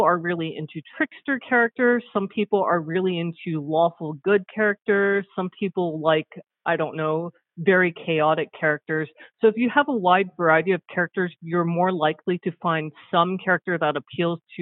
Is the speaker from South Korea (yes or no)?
yes; South Korea; moved away; also born or lived in United States; I'm Korean American, and I spent 9 years of my childhood in South Korea